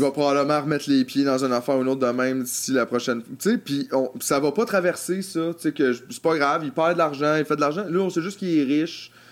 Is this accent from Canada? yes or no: yes; Quebec, Canada; Québécois, nous sommes Québécois.